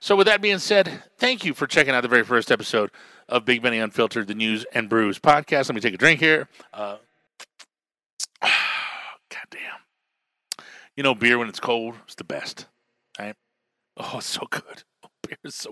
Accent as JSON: {"language": "English", "town": "Albuquerque", "region": "New Mexico", "country": "United States", "said": "I am from Albuquerque, New Mexico."}